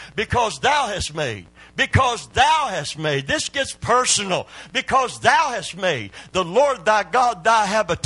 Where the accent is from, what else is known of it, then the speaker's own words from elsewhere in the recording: Kentucky, United States; I'm from Kentucky